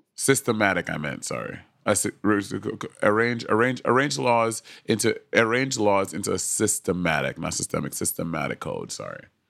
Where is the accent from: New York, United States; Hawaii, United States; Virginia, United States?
New York, United States; New York City; I was from Brooklyn, New York